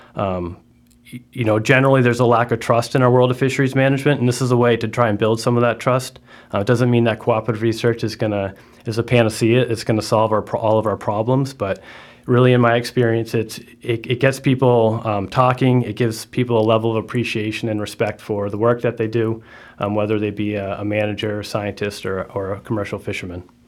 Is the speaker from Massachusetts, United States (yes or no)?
yes; Martha's Vineyard, Massachusetts, United States; I grew up in Martha's Vineyard